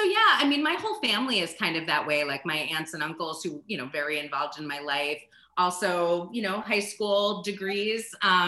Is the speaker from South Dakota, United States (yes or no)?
no; Rockland County, New York, United States; moved away as an adult; also born or lived in Pittsburgh; now in Tucson, United States; I grew up about 30 miles northwest of New York City in Rockland County, which is very quiet and beautiful. And I would say the most interesting thing about Rockland is its proximity to Manhattan.